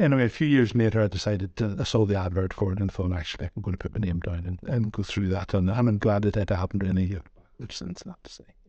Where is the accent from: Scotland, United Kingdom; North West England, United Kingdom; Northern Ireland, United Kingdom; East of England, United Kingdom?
Northern Ireland, United Kingdom; moved away as an adult; also born or lived in Glasgow; now in Dumfries and Galloway, United Kingdom; You can maybe tell from my accent, I hail from Northern Ireland originally